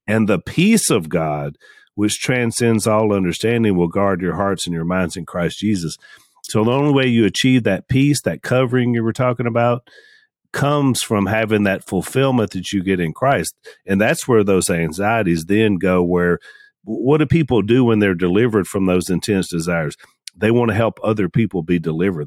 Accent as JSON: {"language": "English", "country": "United States", "said": "I'm an American"}